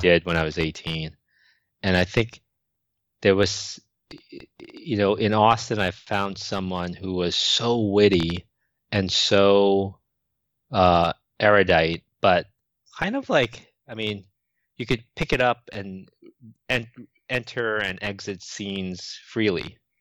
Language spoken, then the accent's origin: English; New York City, New York, United States; growing up in Manhattan, I used to browse bookstores as a teenager